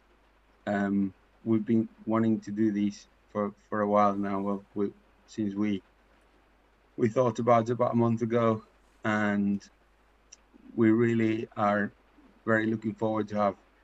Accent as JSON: {"language": "English", "country": "Paraguay", "second_language": "English", "moved": "as an adult", "lives_now": "England, United Kingdom", "said": "I'm from Paraguay. I've been in England for 15 years."}